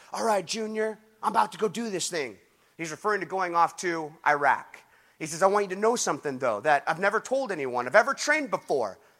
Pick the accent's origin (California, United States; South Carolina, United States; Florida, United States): California, United States; Huntington Beach; my hometown, Huntington Beach